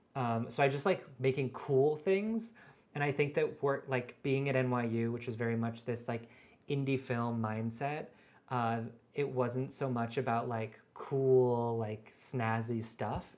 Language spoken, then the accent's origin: English; just outside of Seattle, Washington, United States; now in New York, United States; I grew up in Washington State, just outside of Seattle.